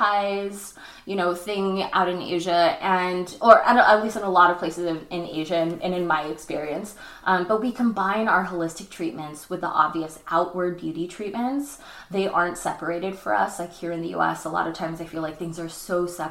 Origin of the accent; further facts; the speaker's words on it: Chino Hills, California, United States; now in Los Angeles, United States; Chino Hills, my hometown.